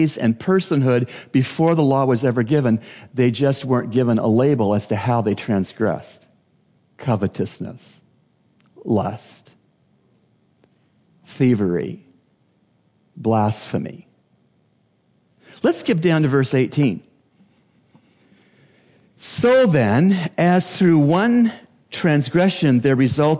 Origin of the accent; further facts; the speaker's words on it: Canada; now in Bahamas; As a Canadian